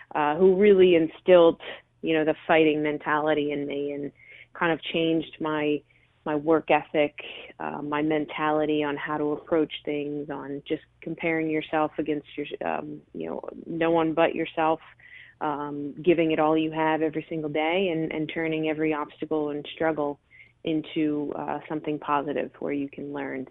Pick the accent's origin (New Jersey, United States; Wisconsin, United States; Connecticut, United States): New Jersey, United States; Delran; grew up in, in Delran, New Jersey, uh, which is a you know small town